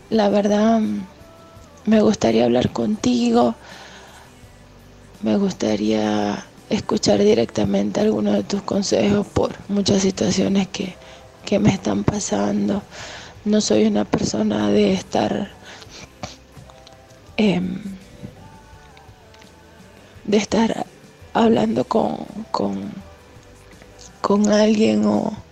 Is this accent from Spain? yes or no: no; Venezuela; soy de Venezuela.